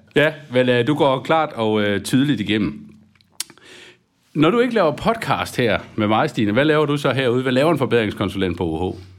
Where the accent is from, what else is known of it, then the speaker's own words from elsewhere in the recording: Aarhus, Central Denmark Region, Denmark; Nu er jeg jo selv fra Aarhus